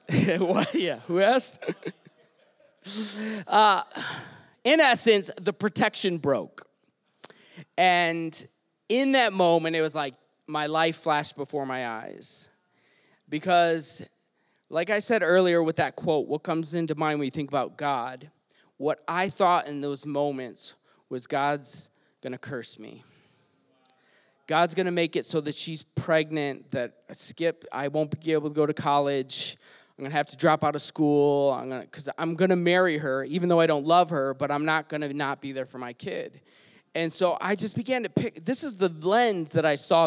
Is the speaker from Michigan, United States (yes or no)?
yes; Detroit, Michigan, United States; So I grew up in Detroit. I'm from Michigan. I grew up on 8 Mile